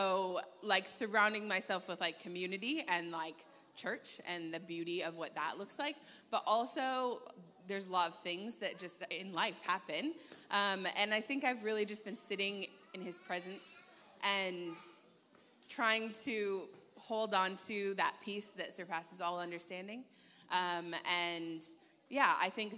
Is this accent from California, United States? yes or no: yes; California, United States; moved away; I'm from California, which is a lot warmer than here.